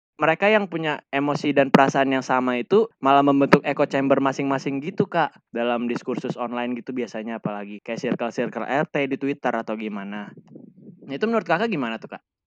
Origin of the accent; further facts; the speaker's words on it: Indonesia; kita kan orang Indonesia dengan budaya ketimurannya